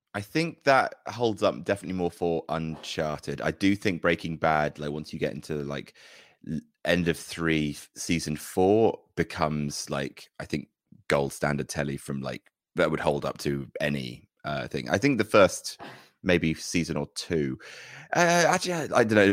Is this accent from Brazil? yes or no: no; Jersey; When I was growing up in Jersey, there wasn't any pro wrestling there